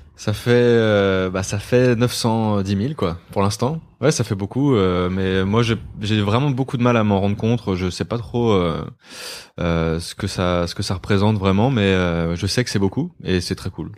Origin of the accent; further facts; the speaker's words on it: Côtes-d'Armor, Brittany, France; moved away as an adult; now in Paris, France; Je viens de euh, Côte d'Armor. J'ai vécu 19, 20 ans là-bas.